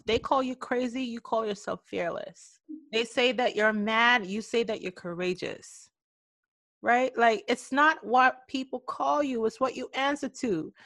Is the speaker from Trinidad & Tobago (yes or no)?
yes; Trinidad & Tobago; moved away as an adult; also born or lived in New York City; I left my home country of Trinidad and Tobago at the age of 18 years old, never leaving the country before